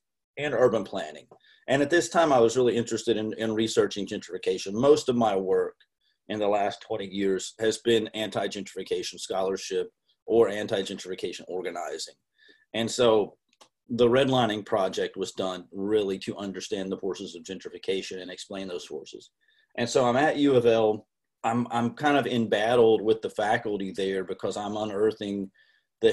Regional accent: Appalachia, United States; moved away as an adult; also born or lived in Seattle; being very poor, growing up in Appalachia

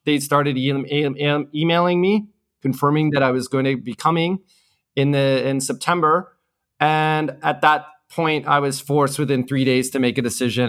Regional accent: Canada; moved away as an adult; also born or lived in Hong Kong / South Korea; I grew up and studied in Canada.

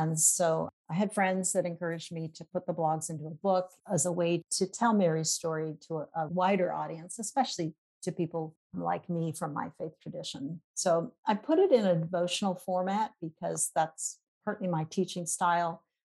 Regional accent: Papua New Guinea; also born or lived in Indonesia; I am a missionary kid myself. I grew up in Papua New Guinea, and then my husband and I served in Indonesia for 12 years.

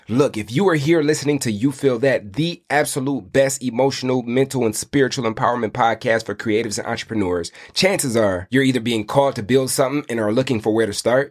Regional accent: Michigan, United States; I'm from Michigan

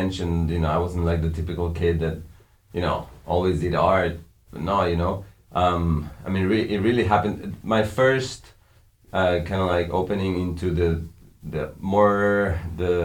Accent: Mexico; We grew up in Mexico, up in the mountains

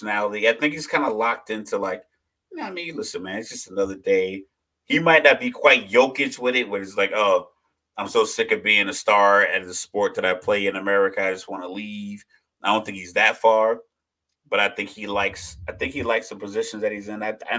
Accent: Texas, United States; I was born in Texas

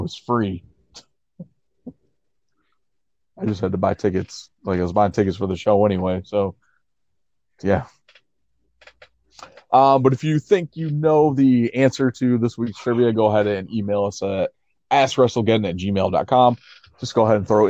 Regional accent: Elmira, New York, United States; 3 hours away from my hometown of Elmira, New York

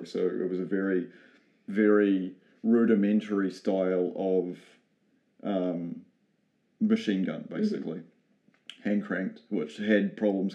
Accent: New Zealand; being a New Zealander, we're so far away from Europe

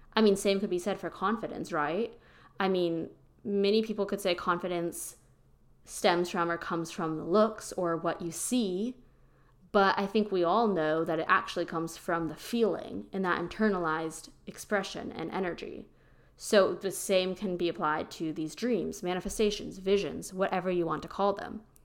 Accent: Pennsylvania, United States; moved away as an adult; now in Austin, United States; I'm originally from Pennsylvania. I now live in Austin, Texas.

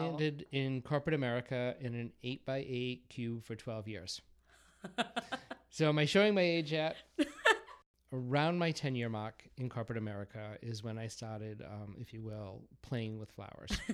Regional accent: Massachusetts, United States; accent: Boston; I was born and raised in Massachusetts. Um, I'm not sure if you can tell from my horrible Boston accent

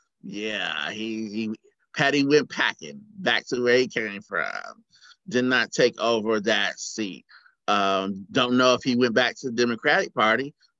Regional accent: Chicago, Illinois, United States; moved away; I'm from Chicago, originally.

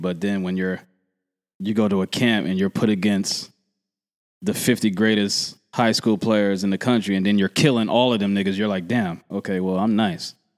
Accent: Philadelphia, Pennsylvania, United States; also born or lived in Oakland; I'm from Philly

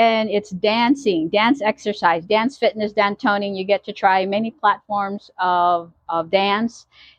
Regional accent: Goodyear, Arizona, United States; I'm from Goodyear, Arizona.

